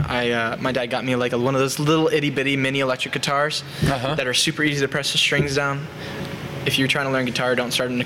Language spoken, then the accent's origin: English; Indianapolis, Indiana, United States; I'm from Northside, Indianapolis